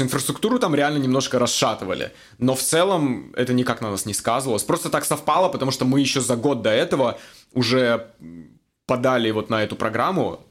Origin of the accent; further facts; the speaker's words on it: Magnitogorsk, Chelyabinsk Oblast, Russia; moved away as an adult; also born or lived in Moscow, Russia / Hong Kong; now in Vancouver, Canada; Я родом из России, из маленького города Магнитогорск, Челябинская область.